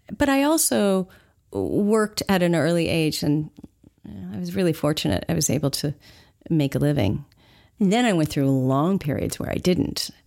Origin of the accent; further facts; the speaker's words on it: Los Angeles, California, United States; I grew up in Los Angeles